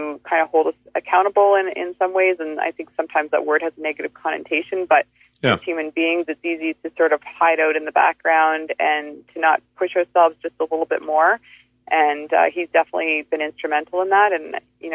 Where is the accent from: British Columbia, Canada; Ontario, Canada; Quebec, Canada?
British Columbia, Canada; Fairmont Hot Springs; moved away; I'm from the Kootenays